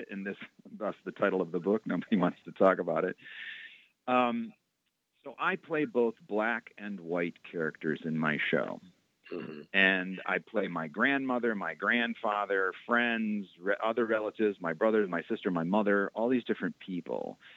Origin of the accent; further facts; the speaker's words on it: Roxbury, Massachusetts, United States; When I talk about um, growing up in Roxbury, um, there's lots of people that resonates